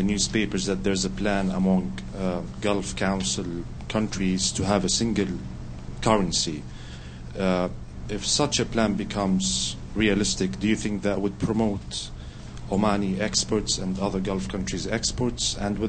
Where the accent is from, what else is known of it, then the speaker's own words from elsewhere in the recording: Jordan; I'm from Jordan.